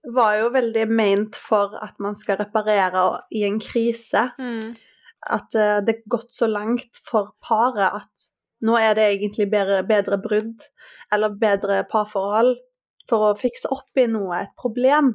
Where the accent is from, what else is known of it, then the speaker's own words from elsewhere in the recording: Haugesund, Rogaland, Norway; moved away as an adult; now in Oslo, Norway; fra Haugesund